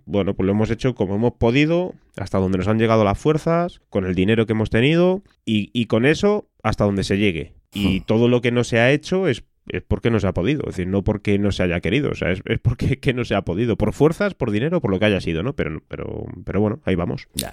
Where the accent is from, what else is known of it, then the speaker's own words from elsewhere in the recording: Madrid, Community of Madrid, Spain; soy de, de Madrid, del barrio de San Blas